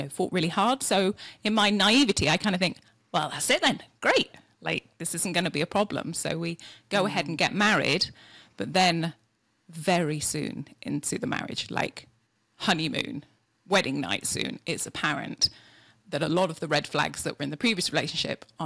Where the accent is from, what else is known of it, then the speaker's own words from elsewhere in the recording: Yorkshire and the Humber, United Kingdom; also born or lived in California; now in Idaho, United States; From Yorkshire in England